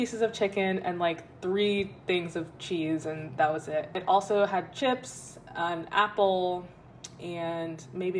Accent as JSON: {"language": "English", "region": "Texas", "country": "United States", "moved": "yes", "lives_now": "New York, United States", "said": "I am from Texas."}